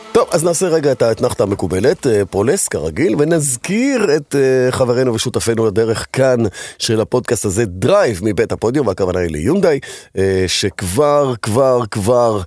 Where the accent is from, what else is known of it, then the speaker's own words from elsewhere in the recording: Israel; כי כולנו גדלנו פה